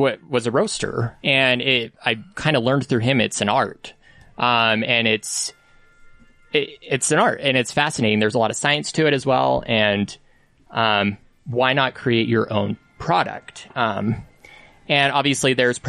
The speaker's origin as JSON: {"language": "English", "town": "Salt Lake City", "region": "Utah", "country": "United States", "tie": "born or raised there", "said": "I'm from here"}